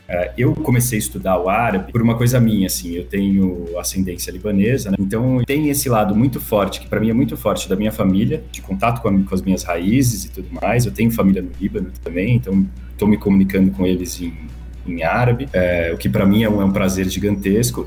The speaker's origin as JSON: {"language": "Portuguese", "country": "Brazil", "said": "nosso como brasileiro"}